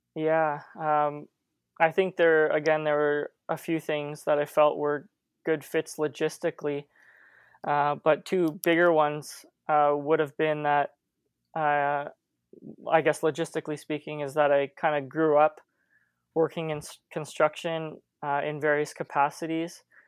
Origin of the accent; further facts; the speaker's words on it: St. Catharines, Ontario, Canada; I grew up in Saint Catharines